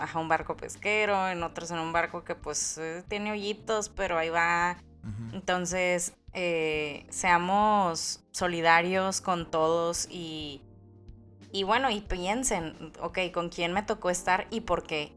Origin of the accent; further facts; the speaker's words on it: Mexico; si los mexicanos cantáramos